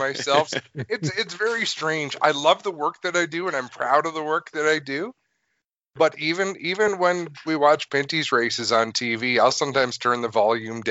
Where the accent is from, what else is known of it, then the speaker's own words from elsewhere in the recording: New York, United States; moved away; also born or lived in Canada; I'm half American, half Canadian. Mm-hmm. I spent a lot of my childhood in New York.